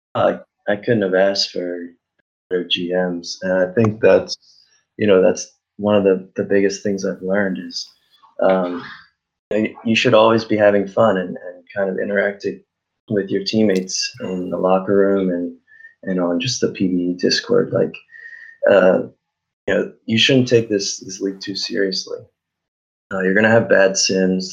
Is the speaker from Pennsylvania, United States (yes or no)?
yes; Philadelphia, Pennsylvania, United States; moved away as an adult; now in Tampa, United States; I'm originally from Philadelphia